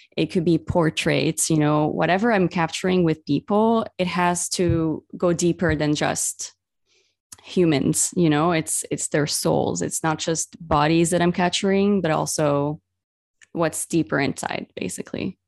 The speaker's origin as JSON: {"language": "English", "town": "Beirut", "region": "Beirut Governorate", "country": "Lebanon", "tie": "born or raised there", "moved": "yes", "said": "my own hometown where I grew up in Beirut"}